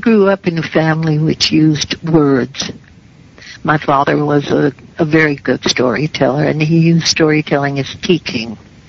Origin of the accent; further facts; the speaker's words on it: Mount Vernon, New York, United States; In Mount Vernon, New York.